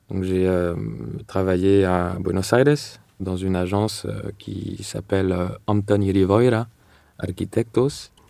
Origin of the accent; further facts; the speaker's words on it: Paris, Île-de-France, France; also born or lived in London, United Kingdom; Donc la jeunesse, j'ai grandi à Paris et Londres, où mon père a, vécu pendant pas mal d'années.